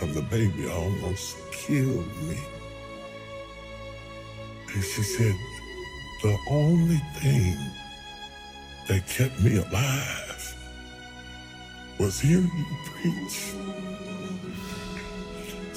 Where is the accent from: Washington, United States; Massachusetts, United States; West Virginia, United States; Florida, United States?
West Virginia, United States; I'm a country boy. I'm from West Virginia.